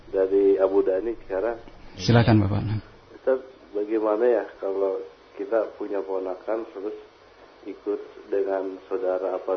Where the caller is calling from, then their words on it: Bantar Gebang, West Java, Indonesia; Uh, saya dari Bantar Gebang.